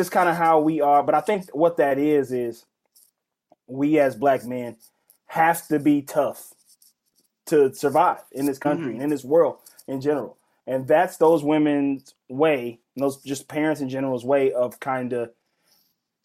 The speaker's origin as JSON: {"language": "English", "region": "Mississippi", "country": "United States", "said": "I'm from Mississippi"}